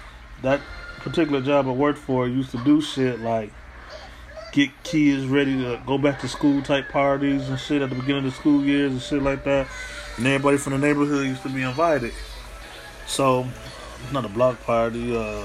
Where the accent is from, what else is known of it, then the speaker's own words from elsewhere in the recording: Midwest, United States; also born or lived in East Coast; I come from the Midwest and the East Coast where niggas really hungry at.